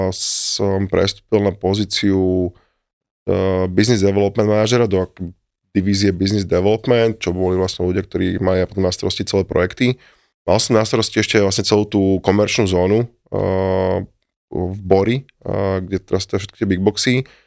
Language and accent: Slovak; Trenčín, Trenčín Region, Slovakia; ja som Trenčan